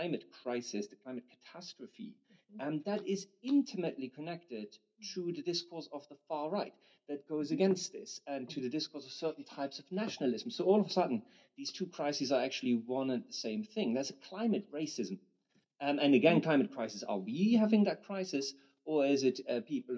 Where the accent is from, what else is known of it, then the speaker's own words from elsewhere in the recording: Germany; I'm from Germany